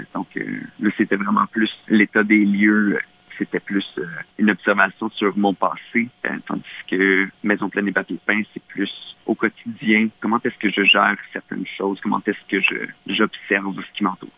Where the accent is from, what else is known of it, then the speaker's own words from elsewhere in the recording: Mauricie, Quebec, Canada; dans mon patelin en Mauricie, au Québec